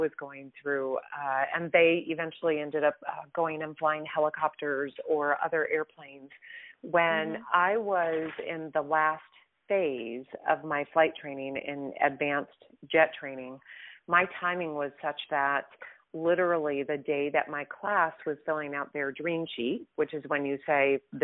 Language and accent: English; Midwest, United States; I grew up in the Midwest. I'm a Midwestern girl